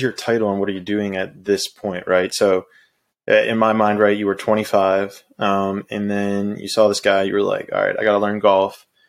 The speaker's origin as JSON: {"language": "English", "town": "Pittsburgh", "region": "Pennsylvania", "country": "United States", "said": "I'm from Pittsburgh."}